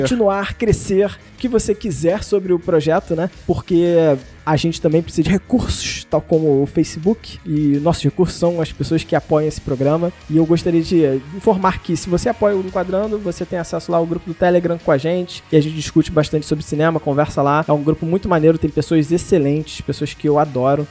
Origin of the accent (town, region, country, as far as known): Brazil